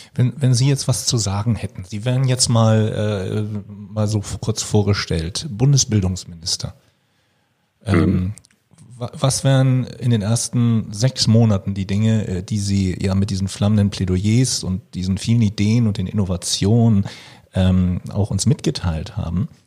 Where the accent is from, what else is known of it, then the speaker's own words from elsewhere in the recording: Schleswig-Holstein, Germany; ich komme aus Schleswig-Holstein auch, bin in Schleswig-Holstein ähm, dann auf ein Gymnasium gegangen